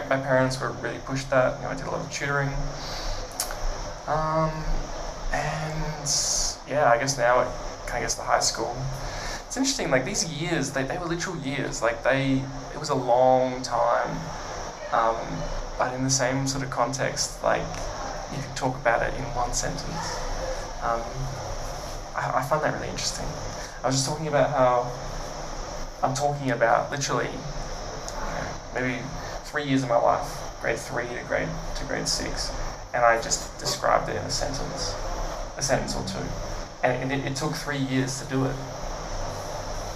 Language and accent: English; Brisbane, Queensland, Australia; also born or lived in Bundaberg; I've been in Brisbane since I started school, basically.